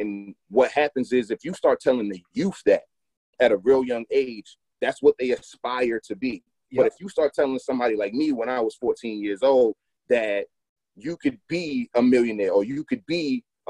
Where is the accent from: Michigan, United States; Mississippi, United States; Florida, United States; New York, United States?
New York, United States; also born or lived in Providence; now in Philadelphia, United States; So I'm from Long Island, New York, Nassau County, what I'm saying? And then around 2002, 2003, we moved to Providence, Rhode Isla